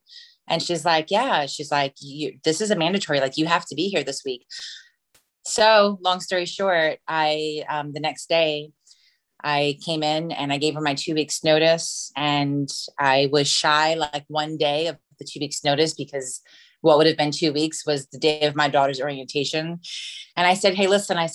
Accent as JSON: {"language": "English", "town": "Lakeland", "region": "Florida", "country": "United States", "said": "I am from Lakeland, Florida"}